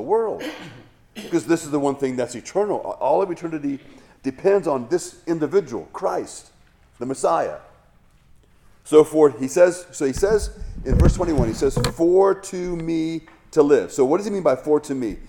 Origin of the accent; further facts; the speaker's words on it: Hawaii, United States; I grew up in Hawaii